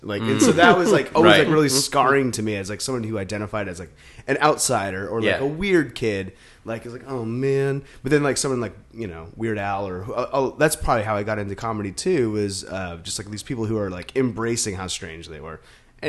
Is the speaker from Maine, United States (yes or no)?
yes; Maine, United States; I grew up in Maine, in a place where it was not good to be weird.